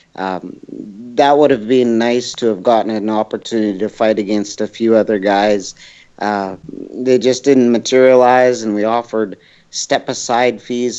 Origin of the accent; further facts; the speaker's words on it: Edmonton, Alberta, Canada; my hometown